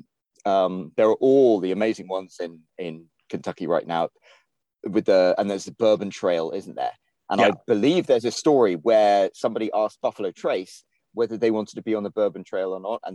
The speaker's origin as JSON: {"language": "English", "region": "England", "country": "United Kingdom", "tie": "born or raised there", "moved": "as an adult", "lives_now": "United States", "said": "I'm Scottish, like by my parents being Scottish, even though I was raised in England"}